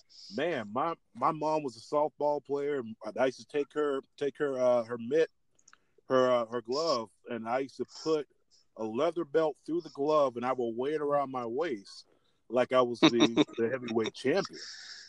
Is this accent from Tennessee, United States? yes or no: no; South Florida, United States; being a big kid growing up in South Florida